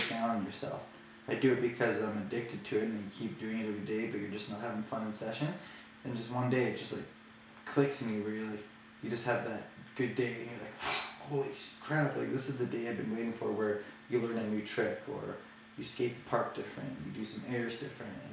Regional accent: Calgary, Alberta, Canada; when I was growing up in Calgary

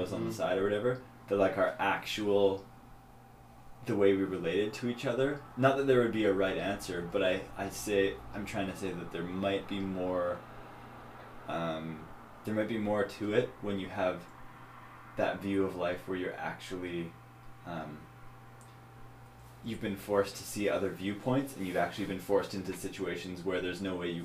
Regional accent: Kamloops, British Columbia, Canada; Us growing up in Kamloops

